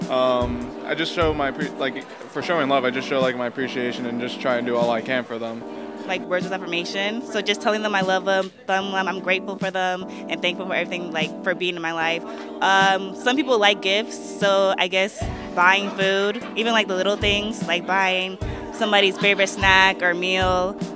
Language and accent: English; Jacksonville, Florida, United States; like I'm from Jacksonville, Florida, so like I never met a non binary person or transgender person until I came to VCU, actually.